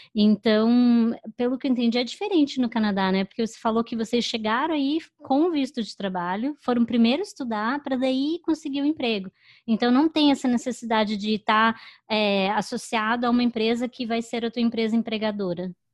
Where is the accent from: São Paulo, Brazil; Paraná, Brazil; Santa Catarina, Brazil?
Paraná, Brazil; Curitiba; now in New York, United States; eu sou do sul, né? Eu sou de Curitiba